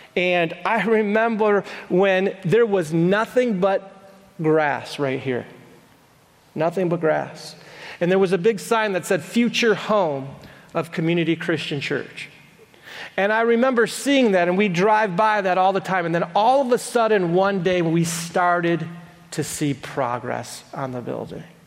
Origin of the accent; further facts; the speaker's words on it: Madison Heights, United States; I was born in Madison Heights.